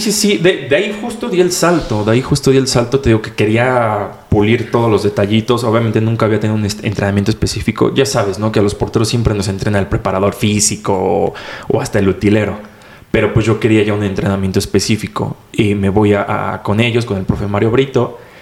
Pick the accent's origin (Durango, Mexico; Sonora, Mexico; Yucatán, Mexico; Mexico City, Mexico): Mexico City, Mexico; tengo 22 años de aquí de Ciudad de México